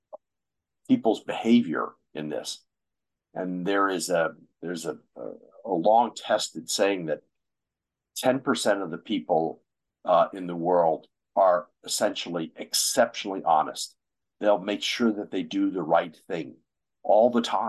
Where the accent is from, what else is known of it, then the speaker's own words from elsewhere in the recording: United States; my home country, the U.S.